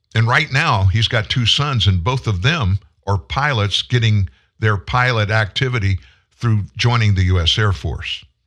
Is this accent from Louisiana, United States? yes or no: yes; South Louisiana, United States; I grew up in South Louisiana.